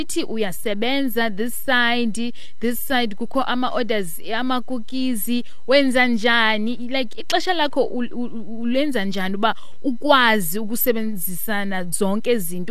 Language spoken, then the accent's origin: English; South Africa; as South African women